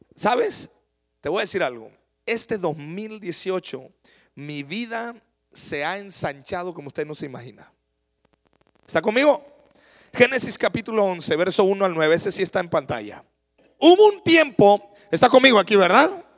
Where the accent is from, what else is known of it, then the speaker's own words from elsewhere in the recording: Mexico; Yo me crié en la Noria.